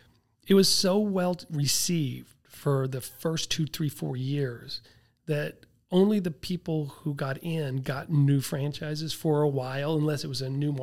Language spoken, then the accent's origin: English; Tulsa, Oklahoma, United States; I grew up in Tulsa, Oklahoma, where they're